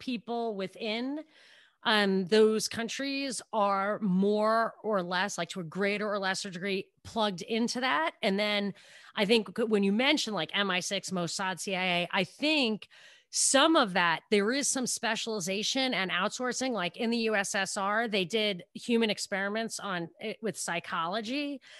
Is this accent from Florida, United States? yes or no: no; New York, United States; I'm from New York.